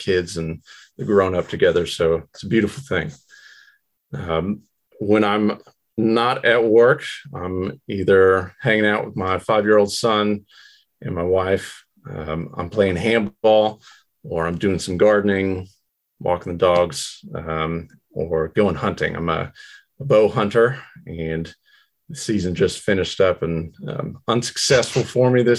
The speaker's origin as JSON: {"language": "English", "town": "Lawton", "region": "Oklahoma", "country": "United States", "tie": "born or raised there", "said": "born and raised in Lawton, Oklahoma, which is southwest corner of the state"}